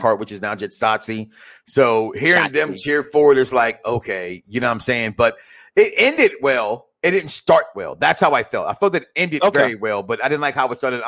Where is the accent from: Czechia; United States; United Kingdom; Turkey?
United States; Chicago, Illinois; I'm from Chicago